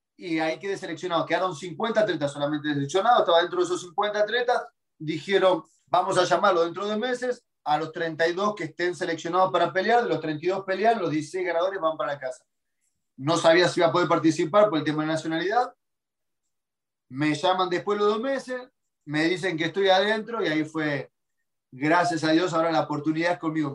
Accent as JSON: {"language": "Spanish", "country": "Argentina", "also_born_or_lived": "Brazil", "moved": "as an adult", "said": "nunca pasé hambre en Argentina. Yo vengo una clase social media"}